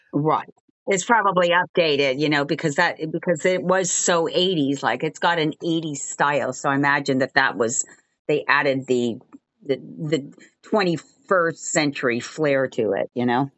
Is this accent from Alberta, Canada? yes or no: no; Montreal, Quebec, Canada; moved away as an adult; also born or lived in Albuquerque, New Mexico / Toronto / New York; now in Los Angeles, United States; I am from Montreal, Canada. That's, that's where I grew up, although I'm officially American 'cause I was born in Albuquerque, New Mexico.